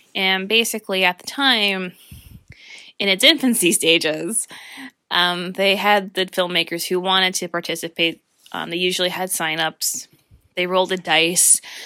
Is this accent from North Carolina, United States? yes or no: no; Northeast Pennsylvania, United States; I've experienced the wonderful, talented people who are here in my hometown